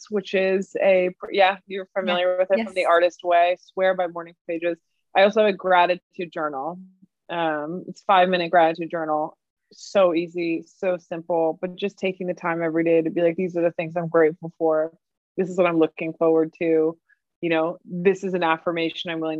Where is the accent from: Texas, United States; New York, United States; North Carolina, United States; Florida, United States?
New York, United States; New York City; as a New Yorker and as a born and raised New Yorker